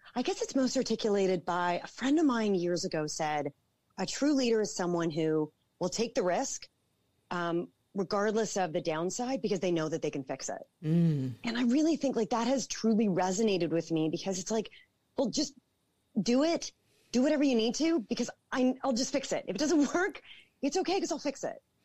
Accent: Toronto, Ontario, Canada; I born and raised in Toronto

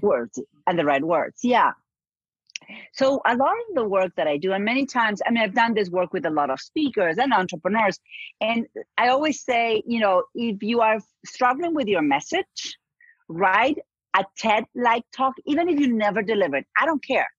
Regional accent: Argentina; moved away; I'm from Argentina

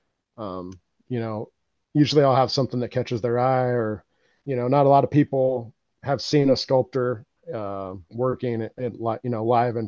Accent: Colorado, United States; moved away as an adult; now in South Dakota, United States; led me back out here to South Dakota, because I'm from Colorado

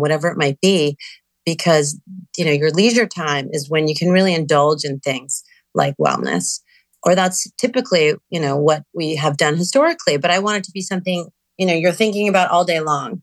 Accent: New York City, New York, United States; moved away; I grew up in New York City. Amidst a lot of pollution, moved out of the city

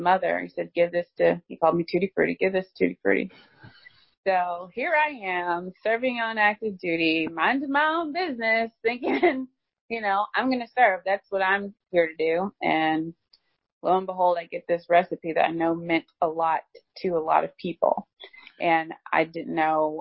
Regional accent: Cookeville, Tennessee, United States; I am a Tennessee country girl. I grew up in Cookeville, Tennessee, which is 45 minutes from Nashville.

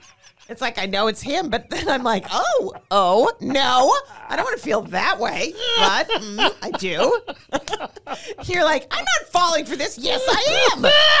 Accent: Montreal, Quebec, Canada; born or raised there

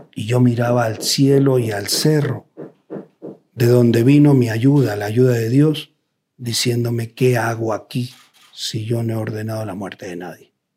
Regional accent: Los Ríos, Ecuador; Yo como ecuatoriano, como riocense

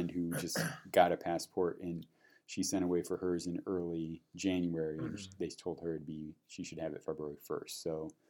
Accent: Peoria, Illinois, United States; born or raised there; moved away

